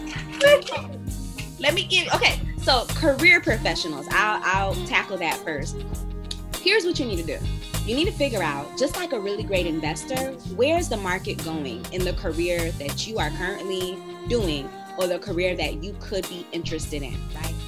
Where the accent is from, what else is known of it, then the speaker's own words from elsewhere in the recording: Miami, Florida, United States; And I'm from Miami